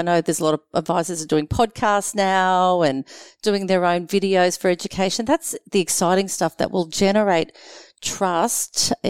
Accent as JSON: {"language": "English", "region": "Queensland", "country": "Australia", "said": "I do confess I'm very patriotic as a Queenslander"}